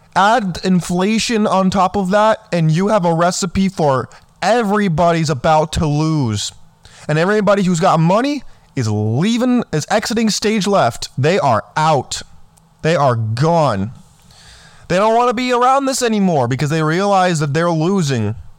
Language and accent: English; California, United States; I grew up in California.